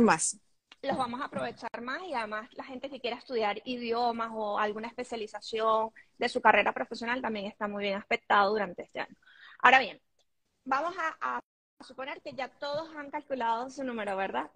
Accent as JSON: {"language": "Spanish", "town": "Caracas", "region": "Capital District", "country": "Venezuela", "also_born_or_lived": "Panama", "moved": "as an adult", "lives_now": "Madrid, Spain", "said": "soy venezolana y vivo en Madrid. Eh, tengo ya casi cinco años aquí, antes viví en Panamá y por supuesto casi toda mi vida en Caracas, soy caraqueña"}